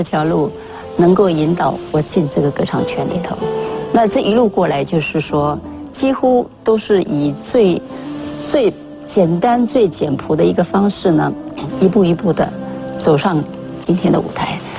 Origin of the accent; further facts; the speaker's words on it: Daxi, Taoyuan, Taiwan; 大溪是我家乡